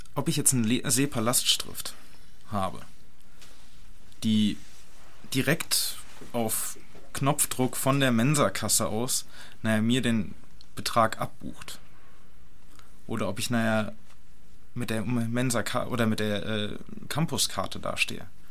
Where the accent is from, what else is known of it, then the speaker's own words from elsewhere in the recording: North Hesse, Germany; ich komme aus Nordhessen